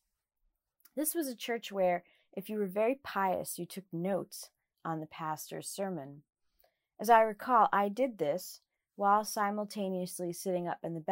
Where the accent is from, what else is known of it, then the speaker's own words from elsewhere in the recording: New Jersey, United States; I was a teenager growing up in the Evangelical Church in New Jersey